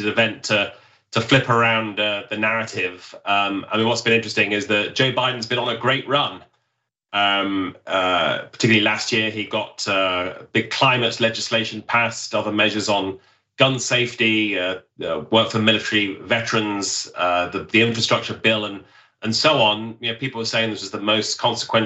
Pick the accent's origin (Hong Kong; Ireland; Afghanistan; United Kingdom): United Kingdom; accent: British; now in Washington, United States; as I would pronounce it in my British accent